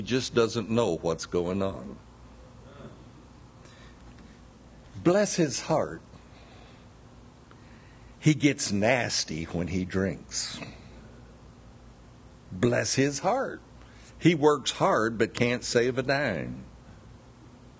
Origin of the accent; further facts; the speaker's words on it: Bessemer, Alabama, United States; moved away; I'm very proud to be a Southerner. I was born in Bessemer